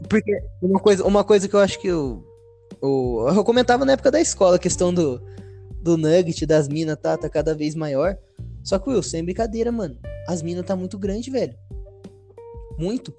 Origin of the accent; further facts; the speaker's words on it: Brazil; eu nasci aqui no Brasil